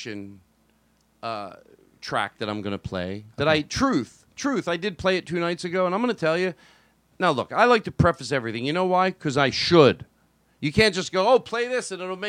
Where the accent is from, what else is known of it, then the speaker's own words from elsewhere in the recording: Philadelphia, Pennsylvania, United States; I grew up in Philadelphia